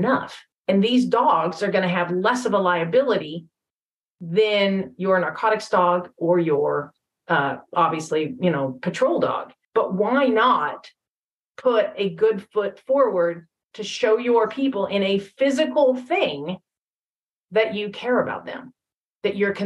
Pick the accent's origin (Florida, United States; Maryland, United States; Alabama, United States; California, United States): California, United States; now in Texas, United States; I am originally from California. Don't hold it against me. I left as soon as I could